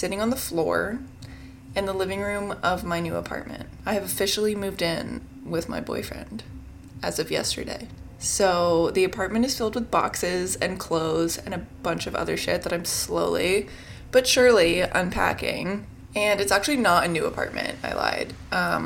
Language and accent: English; Richmond, Virginia, United States; moved away as an adult; now in New York, United States; I'm originally from Richmond, Virginia, but I moved to New York at the end of 2020